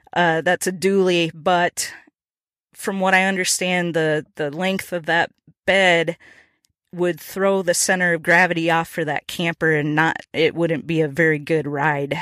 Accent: Minnesota, United States; now in Nashville, United States; I'm originally from Minnesota

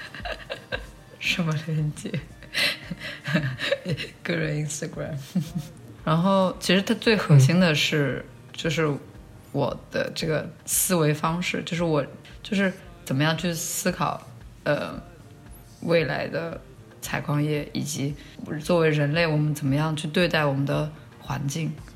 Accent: China; moved away; 我小时候在国内生长的一个童年的记忆

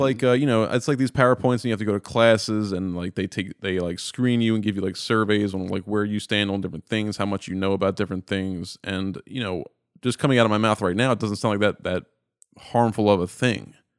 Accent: Baltimore, Maryland, United States; I'm born and raised in Baltimore. I'm in Baltimore right now

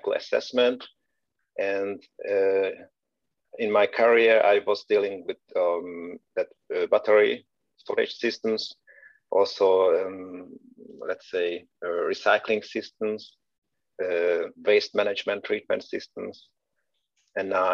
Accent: Hungary; moved away as an adult; also born or lived in Veszprém, Hungary / Karlsruhe, Germany; now in Aachen, Germany; I'm originally from Hungary. I left the country in 2011, switched to Germany

